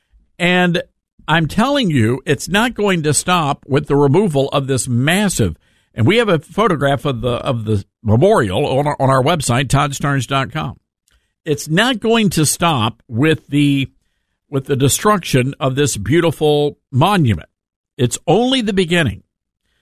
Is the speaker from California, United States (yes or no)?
no; Memphis, Tennessee, United States; Memphis, Tennessee, my hometown